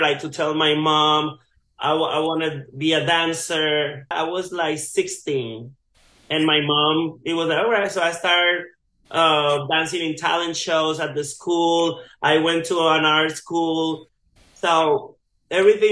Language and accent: English; Puerto Rico; I grew up in Guac, Puerto Rico. It's like, like the mountains